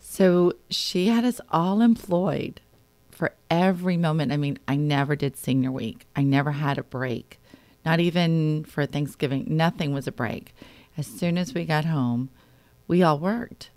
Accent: Wayne, Pennsylvania, United States; I grew up in Wayne, Pennsylvania

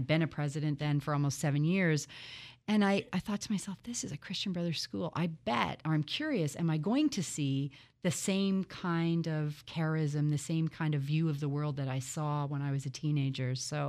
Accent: Toronto, Ontario, Canada; So as you say, I grew up in Toronto. I was born there and the oldest of three children.

